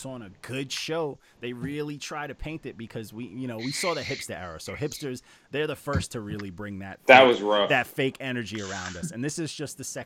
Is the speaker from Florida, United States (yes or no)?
no; New York, United States; I grew up in New York.